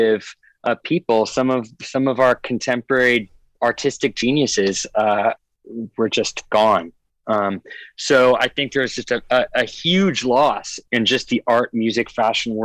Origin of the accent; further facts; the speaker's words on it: a tiny island in the Northwest, Pacific Northwest, United States; also born or lived in Arizona; I was born in Arizona and then went up to a very tiny island in the Northwest with my parents that had about 3,000 people on it